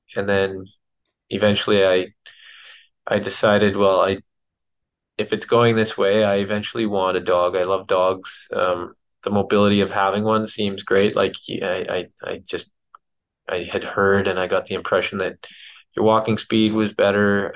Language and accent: English; Williams Lake, British Columbia, Canada; I grew up in Williams Lake